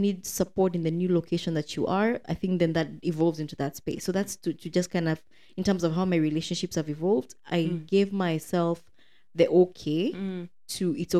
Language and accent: English; Kenya; moved away as an adult; now in United Arab Emirates; You know, I'm from Kenya.